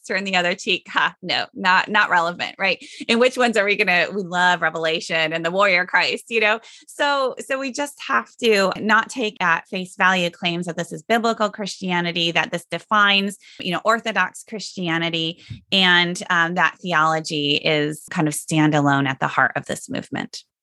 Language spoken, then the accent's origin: English; Sioux Center, Iowa, United States; moved away as an adult; I grew up in Sioux Center